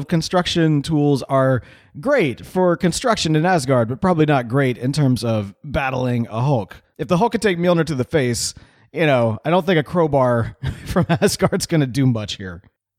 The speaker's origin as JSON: {"language": "English", "town": "Houston", "region": "Texas", "country": "United States", "said": "And I know I shouldn't say this because I'm like from Houston"}